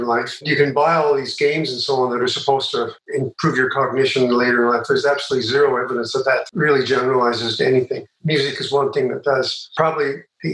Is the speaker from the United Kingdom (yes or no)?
no; Calgary, Alberta, Canada; I grew up in Calgary